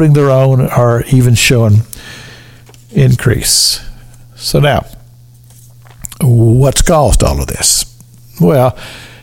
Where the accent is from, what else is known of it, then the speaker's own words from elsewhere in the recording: Sunrise, Kentucky, United States; the little church that I grew up in there in Sunrise, Kentucky